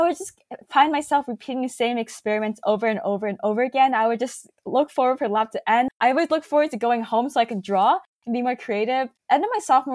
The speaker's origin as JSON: {"language": "English", "area": "Silicon Valley", "region": "California", "country": "United States", "tie": "born or raised there", "said": "growing up in Silicon Valley"}